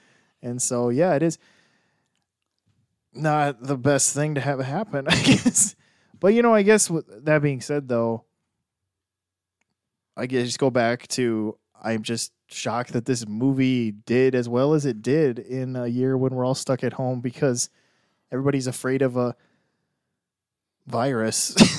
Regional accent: Texas, United States; I'm from Texas, always have been, born here.

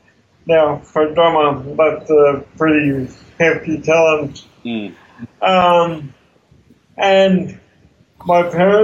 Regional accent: Tasmania, Australia; now in Melbourne, Australia; I moved to Melbourne in 92 from Tassie, and I worked in IT for a long time

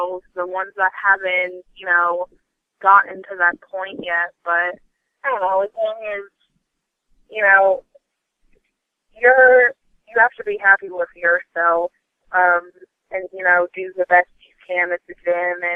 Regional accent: Vermont, United States; moved away; I'm originally from Vermont or whatever, and when I was there, I went to just, like, a local, like, family-owned gym

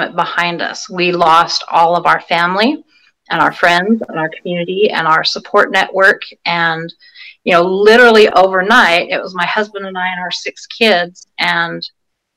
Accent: Salt Lake Valley, Utah, United States; also born or lived in California; now in Vancouver, Washington, United States; I grew up in the Salt Lake Valley

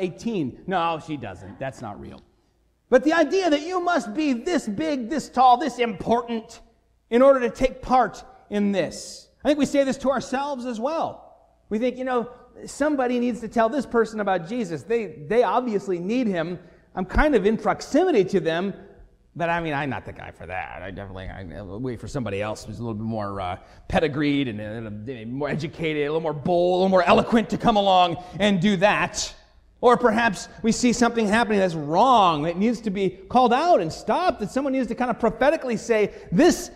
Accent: Bay City, Michigan, United States; now in Lansing, United States; I grew up in Bay City, Michigan

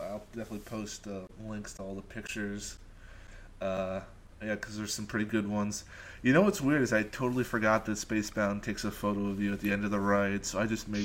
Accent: Long Island, New York, United States; I grew up on Long Island for my first for the first 18 years

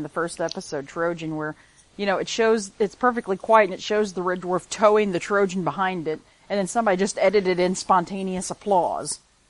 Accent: United States; I'm American

